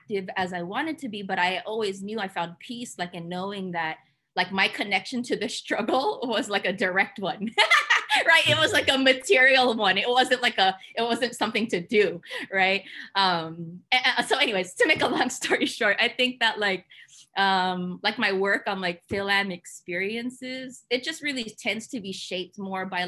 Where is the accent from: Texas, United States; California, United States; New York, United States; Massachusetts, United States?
California, United States; Union City; I come from Hayward Union City